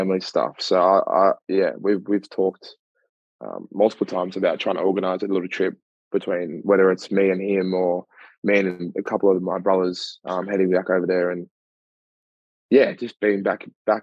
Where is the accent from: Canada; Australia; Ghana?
Australia; Melbourne, Victoria; Grew up in East Doncaster